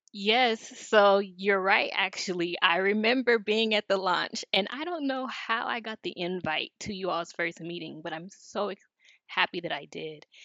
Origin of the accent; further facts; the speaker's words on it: Los Angeles, California, United States; moved away as an adult; now in North Carolina, United States; Growing up in South Los Angeles, many of the inequities in the city were highly visible.